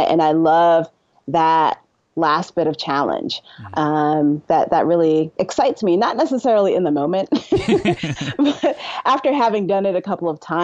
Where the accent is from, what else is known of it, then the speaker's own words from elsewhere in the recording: New York City, New York, United States; I'm from Brooklyn, New York